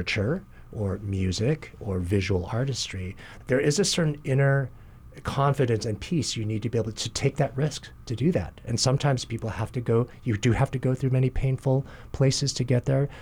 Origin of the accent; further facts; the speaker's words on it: Kalamazoo / Battle Creek, Michigan, United States; also born or lived in New Jersey; now in Hawaii, United States; we moved to a town, Kalamazoo, in Battle Creek, Michigan.